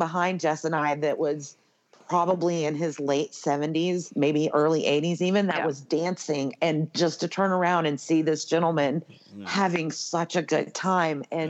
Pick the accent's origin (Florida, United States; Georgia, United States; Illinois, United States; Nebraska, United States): Georgia, United States; Atlanta; now in Las Vegas, United States; I'm from Atlanta